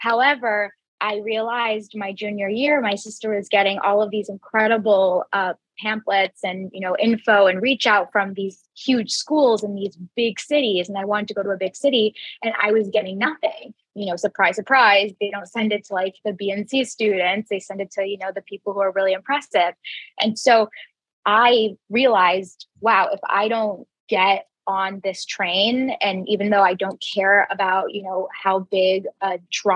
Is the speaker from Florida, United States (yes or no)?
yes; Jacksonville, Florida, United States; I grew up in Jacksonville, Florida